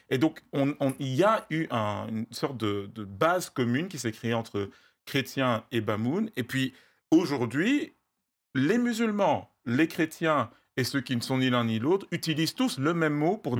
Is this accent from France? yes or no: no; West, Cameroon; first language Bamum; French is a second language; je suis originaire du Cameroun. Je viens d'une, d'une région qui a eu sa langue depuis, depuis des siècles